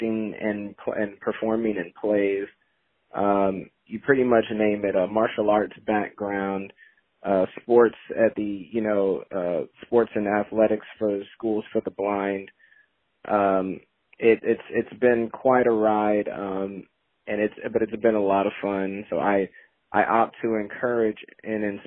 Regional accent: Gary, Indiana, United States; now in Louisville, United States; I'm from Gary, Indiana, residing down here now in Louisville

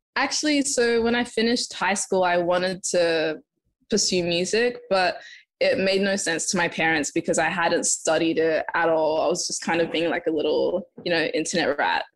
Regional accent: Adelaide, South Australia, Australia; moved away as an adult; also born or lived in Zimbabwe; now in Los Angeles, United States; I'm originally from Zimbabwe. I was born there and lived in Adelaide, and now I'm in Los Angeles

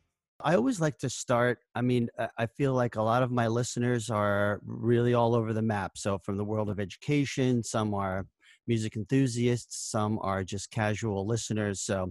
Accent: Randolph, New Jersey, United States; northern New Jersey near my hometown of Randolph

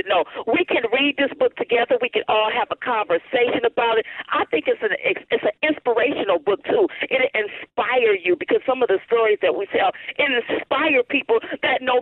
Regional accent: the South, United States; we're from the South

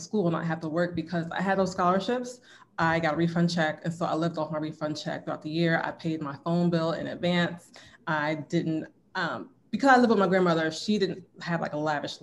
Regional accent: Willingboro, New Jersey, United States; I'm from New Jersey. I lived in Willingboro.

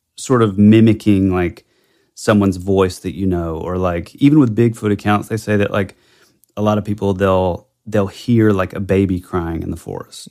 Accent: the Bible Belt, United States; growing up in the Bible Belt

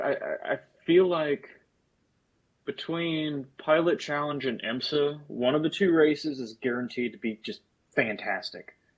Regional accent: Sebring, Florida, United States; that's my hometown track

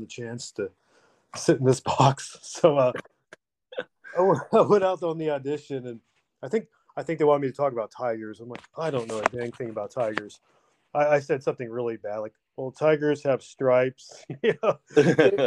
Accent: Oklahoma, United States; moved away as an adult; also born or lived in Los Angeles; I'm from Oklahoma. I'm 42. You know, grew up in a pretty rural spot

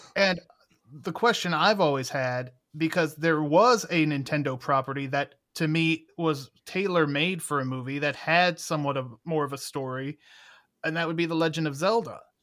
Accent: Cleveland, Ohio, United States; my hometown of Cleveland, Ohio

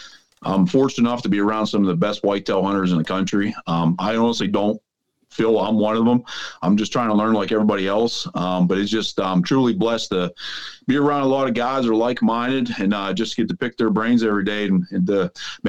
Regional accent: Pennsylvania, United States; I'm from Southwest Pennsylvania.

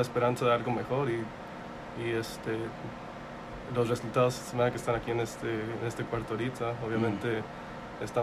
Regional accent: Arkansas, United States; also born or lived in California; I was born in California, and I moved down here to Arkansas when I was 11

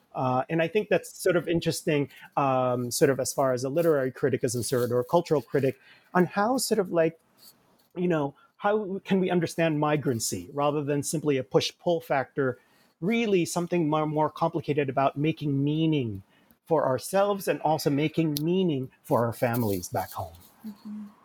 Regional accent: Jersey City, New Jersey, United States; also born or lived in Manila, Philippines; I grew up in Jersey City. I came uh, with my family in bits and pieces in the 1970s to the United States from the Philippines. I was born in Manila

